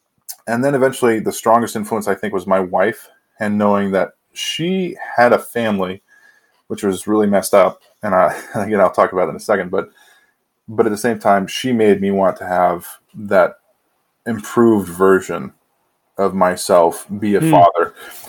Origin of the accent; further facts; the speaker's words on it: San Diego, California, United States; born there; also born or lived in Washington / Oregon / Oklahoma; now in Idaho, United States; I was born in San Diego. And then we wound up living in Washington, Oregon, Oklahoma, back up to Washington, down to California. And now here I am in Idaho.